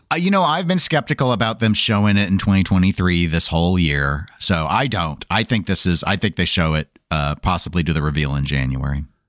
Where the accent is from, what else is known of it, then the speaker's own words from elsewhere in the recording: Midwest, United States; accent: Midwestern; people are really making fun of my Midwestern accent lately